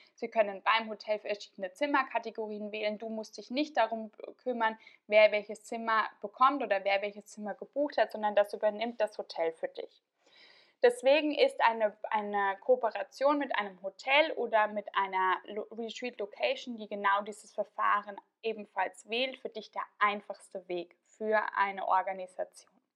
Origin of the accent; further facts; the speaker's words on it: Tyrol, Austria; moved away; in meiner alten Heimat in Tirol.